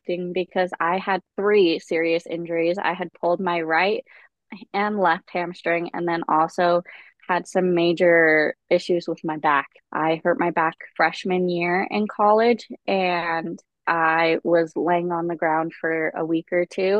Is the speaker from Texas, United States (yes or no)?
no; Salt Lake City, Utah, United States; I grew up in Salt Lake City, Utah